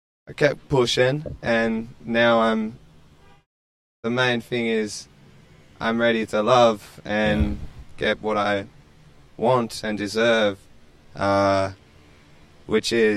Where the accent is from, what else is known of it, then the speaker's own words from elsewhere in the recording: Kiama, New South Wales, Australia; I'm from Australia, Kiama, if you will, if you know that. Or Wollongong